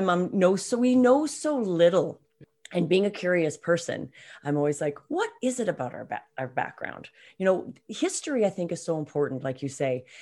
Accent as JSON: {"language": "English", "area": "West Coast of Canada", "region": "British Columbia", "country": "Canada", "said": "we're both Canadians, and we're both from the West Coast, living in the West Coast right now."}